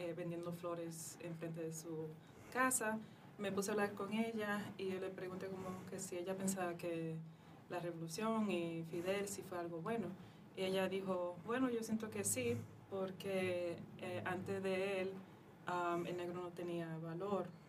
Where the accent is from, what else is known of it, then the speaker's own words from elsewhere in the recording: New York, United States; yo nací en Nueva York